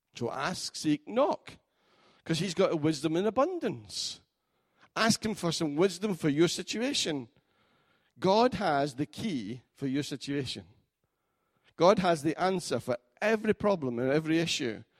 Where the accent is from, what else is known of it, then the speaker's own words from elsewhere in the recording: Scotland, United Kingdom; as a Scotsman